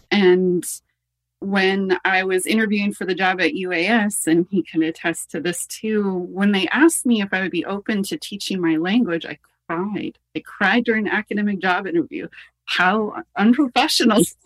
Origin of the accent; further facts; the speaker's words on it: United States; moved away as an adult; now in Canada; born in the in the States